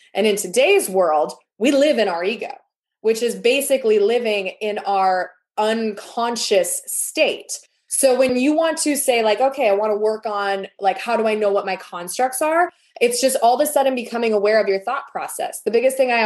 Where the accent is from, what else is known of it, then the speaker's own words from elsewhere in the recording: Wisconsin, United States; I'm from Wisconsin, so we eat a lot of cheese and that's a dairy state.